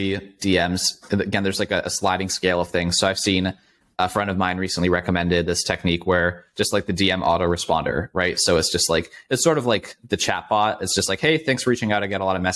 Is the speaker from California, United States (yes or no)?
no; Las Vegas, Nevada, United States; I'm from Las Vegas originally, born and raised.